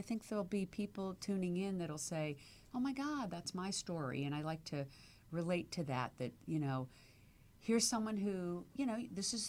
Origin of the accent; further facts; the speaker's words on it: Virginia, United States; also born or lived in Washington, D.C. / Miami / New York; now in Los Angeles, United States; I was a Southern girl. I grew up in Virginia, which is mm-hmm. considered the South, of course. But I did grow up right outside D.C. So not like deep South